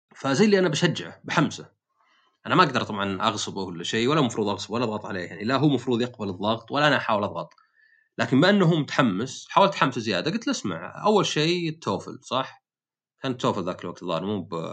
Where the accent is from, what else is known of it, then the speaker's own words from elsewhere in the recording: Saudi Arabia; also born or lived in United States / Eastern Province, Saudi Arabia; عندنا في السعوديه